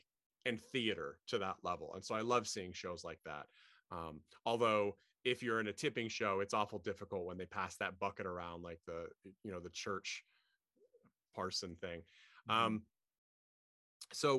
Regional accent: Portland, United States; I was born in Portland.

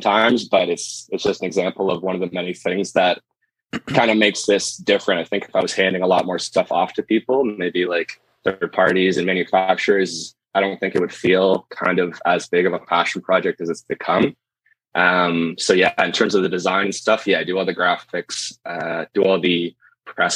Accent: Markham, Ontario, Canada; I grew up in Markham, just north of Toronto here

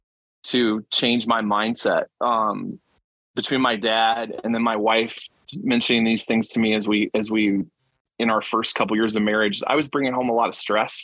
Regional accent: Elkhart, Indiana, United States; now in Mishawaka, United States; I'm originally from Elkhart, Indiana, musical instrument capital of the world. Was born in Indianapolis. I had two parents that moved to Elkhart.

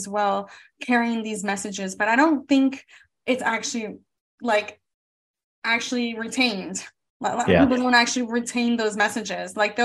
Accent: South Florida, United States; growing up in South Florida, it's the melting pot of America

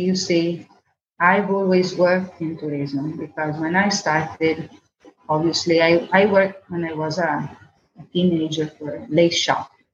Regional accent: Venice, Veneto, Italy; also born or lived in Tilford, England; my parents came back to Venice because my father was a gondolier

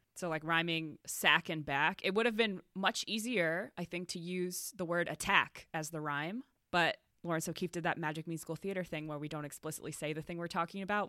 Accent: Northeast, United States; I was raised Catholic in the Northeast

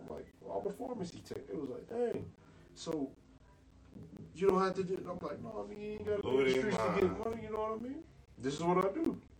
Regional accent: Orlando, Florida, United States; when I go to the hood where I'm from Carver Shores, like, that's where I grew up at.

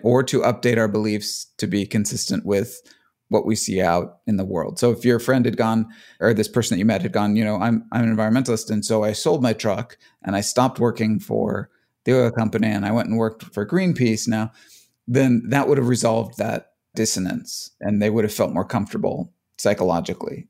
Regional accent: Cleveland, Ohio, United States; moved away; also born or lived in Phoenix, Arizona; I grew up in Cleveland and then moved away

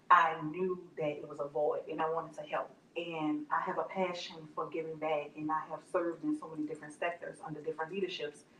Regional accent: New Orleans, Louisiana, United States; moved away as an adult; now in Baton Rouge, United States; I'm originally from New Orleans. I've been in Baton Rouge for the past 13, 14 years.

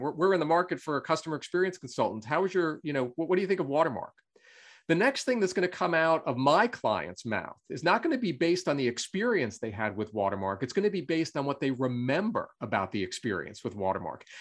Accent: Long Island, New York, United States; I grew up on Long Island in New York in the US um, and uh, lived there really all my life until I went off to college.

